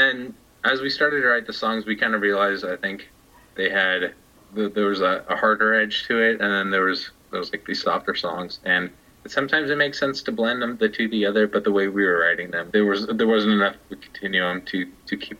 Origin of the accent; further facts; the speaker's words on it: Sunnyvale, California, United States; my hometown of the San Francisco Bay Area, up in Sunnyvale